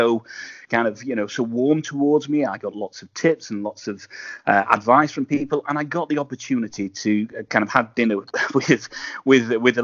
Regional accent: England, United Kingdom; I'm being English

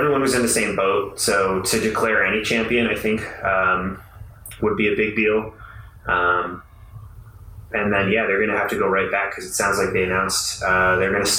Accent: Buffalo, New York, United States; I'm from Buffalo

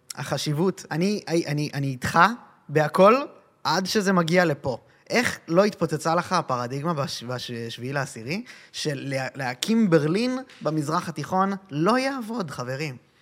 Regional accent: Israel; נולדתי פה

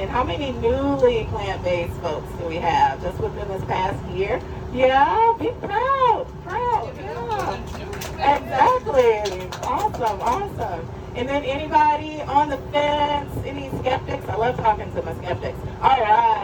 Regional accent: Atlanta, Georgia, United States; I'm originally from Atlanta, Georgia. Grew up with traditional Southern cooking at home

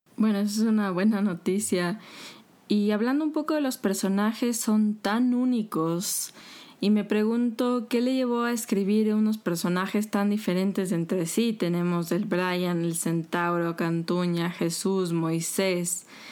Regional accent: Ecuador; somos los ecuatorianos

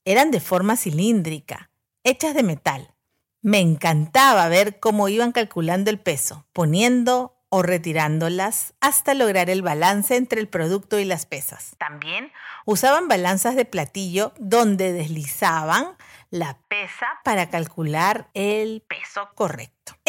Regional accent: Callao, Peru; Cuando era pequeña viví en el Callao, en la calle García Calderón, a media cuadra de la iglesia Don Bosco

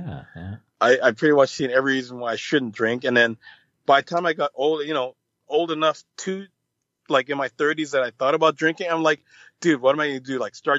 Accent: Jamaica; I mean, I've never smoked weed or anything like that, but I'm Jamaican, so I've pretty much gotten a contact high, I'm pretty sure.

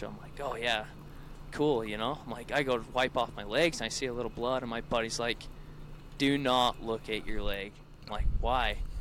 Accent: Salina, Utah, United States; now in Redmond, United States; I'm from Central Utah, um, Salina to be exact, but now I live in Redmond, which is like two minutes um, north

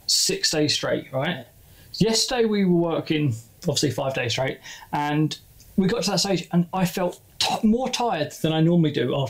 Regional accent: Glasgow, Scotland, United Kingdom; Are you including I'm from Glasgow.

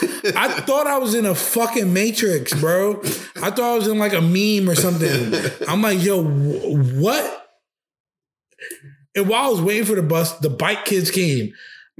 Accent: New York City, New York, United States; I'm from New York

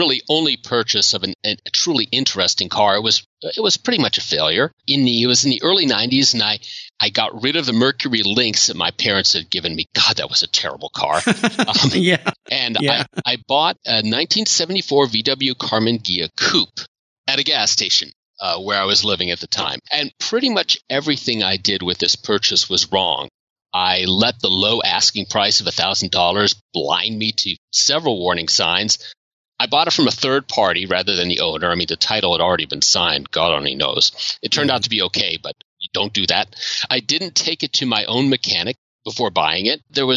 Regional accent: Washington, District of Columbia, United States; I grew up in the Washington, D.C. area

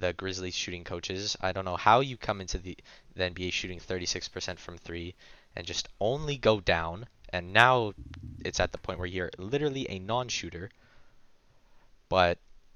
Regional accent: Canada; as a Canadian

